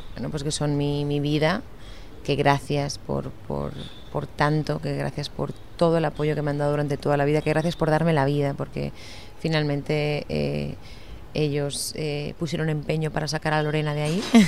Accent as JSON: {"language": "Spanish", "town": "Lleida", "region": "Catalonia", "country": "Spain", "tie": "born or raised there", "also_born_or_lived": "Miami", "said": "yo nací en Lleida"}